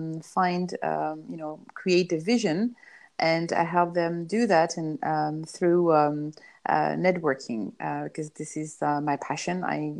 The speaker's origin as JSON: {"language": "English", "country": "Iran", "tie": "born or raised there", "said": "I grew up in Iranian island where my parents traveled there and they didn't know anybody."}